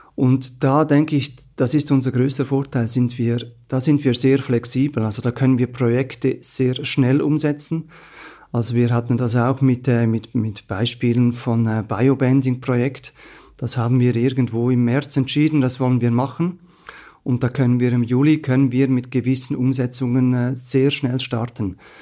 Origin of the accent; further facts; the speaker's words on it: Central Switzerland, Switzerland; ich komme selber aus der Innerschweiz